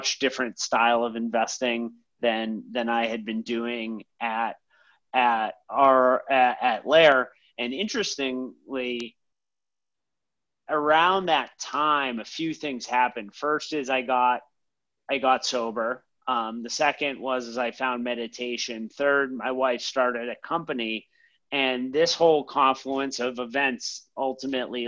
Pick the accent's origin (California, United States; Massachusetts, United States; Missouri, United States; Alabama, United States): Massachusetts, United States; Boston; moved away as an adult; now in New York City, United States; I'm originally from Boston